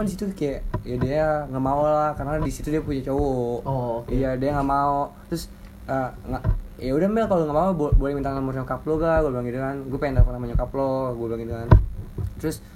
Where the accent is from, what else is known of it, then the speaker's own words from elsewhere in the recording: Padang, West Sumatra, Indonesia; gue kan dari Padang kan gue dari Padang